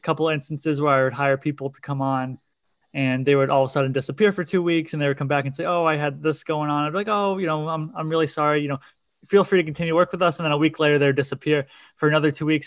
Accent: Cape Cod, Massachusetts, United States; I'm from Cape Cod, Massachusetts

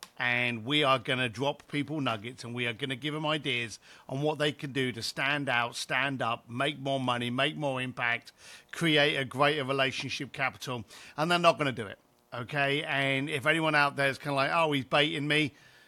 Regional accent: London, United Kingdom; And I was a bricklayer from East London, got kicked out of school, never went to college

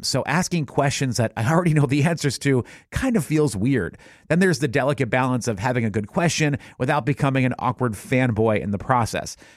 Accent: New Hampshire, United States; my own growing up in New Hampshire in the 90s

